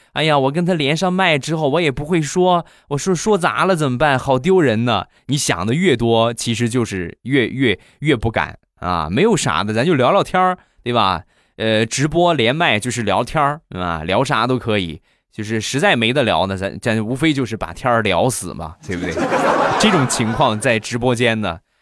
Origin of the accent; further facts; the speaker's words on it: Rizhao, Shandong, China; 我们家乡的日照绿茶